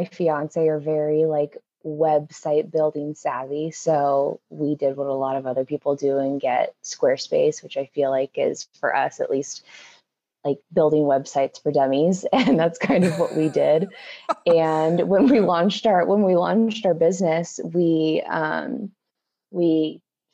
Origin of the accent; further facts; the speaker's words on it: Albany, Oregon, United States; moved away as an adult; also born or lived in Eugene, Oregon / Portland, Oregon; now in Denver, United States; I was born and raised in Albany, Oregon